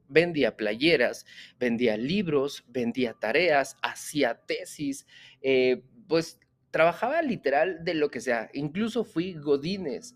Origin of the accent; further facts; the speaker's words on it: Mexico; Yo soy empresario mexicano